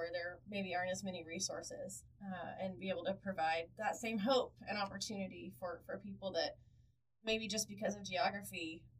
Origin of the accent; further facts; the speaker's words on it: Oklahoma, United States; we know that I grew up in Southwest Oklahoma.